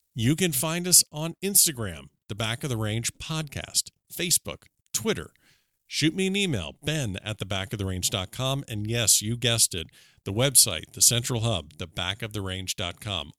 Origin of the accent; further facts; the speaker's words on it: Florida, United States; my home state of Florida